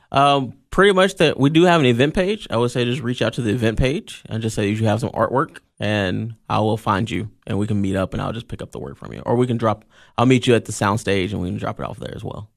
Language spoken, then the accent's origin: English; Columbia, Tennessee, United States; moved away as an adult; now in Cookeville, United States; I grew up in Columbia, Tennessee, um, and I moved up here in two thousand and five for Tennessee Tech